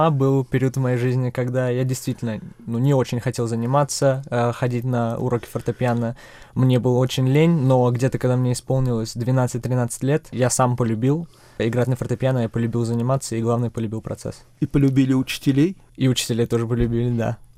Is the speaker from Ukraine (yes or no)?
no; Czechia; also born or lived in Russia; Для меня э, родной дом все-таки Чехия. Я родился в России, но три недели спустя переехали мы сюда